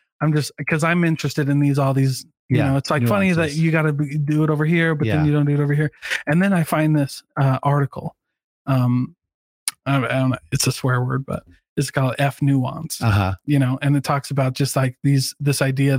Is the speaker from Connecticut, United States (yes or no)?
no; Iowa, United States; I'm originally from Iowa.